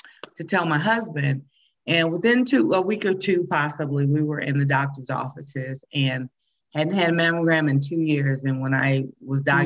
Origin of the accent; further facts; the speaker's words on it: Midwest, United States; moved away as an adult; now in Colorado, United States; I grew up in the Midwest